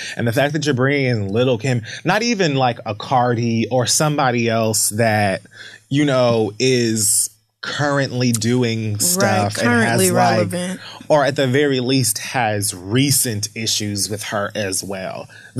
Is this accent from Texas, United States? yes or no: no; Bronx, New York, United States; he knows that I'm like, I'm passionate and I'm from the Bronx and whatever, whatever.